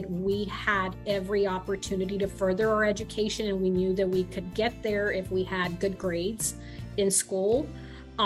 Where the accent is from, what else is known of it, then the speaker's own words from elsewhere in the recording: Mission, Texas, United States; also born or lived in McAllen, Texas; I was born in McAllen, raised in Mission, come from a large family